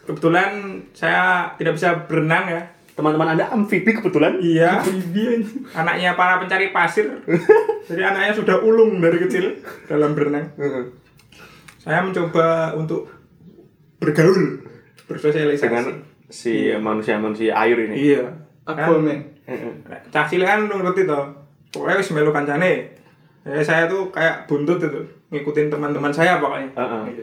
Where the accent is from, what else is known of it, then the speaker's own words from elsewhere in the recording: Sleman, Special Region of Yogyakarta, Indonesia; Saya kan anak Sleman. Iya. Terus daerah Merapi.